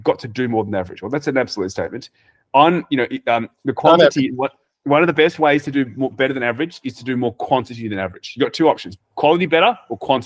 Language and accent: English; Australia; we're from Australia